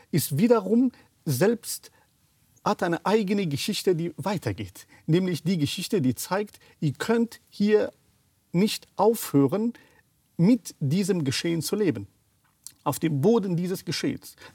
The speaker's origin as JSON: {"language": "German", "region": "Kabul", "country": "Afghanistan", "tie": "born or raised there", "said": "Ich bin in Afghanistan aufgewachsen, 13 Jahre alt war ich in Kabul, ich bin zur Schule gegangen."}